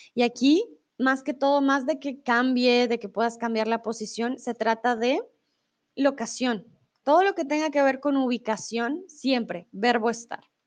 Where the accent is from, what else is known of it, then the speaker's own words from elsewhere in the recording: Colombia; soy de Colombia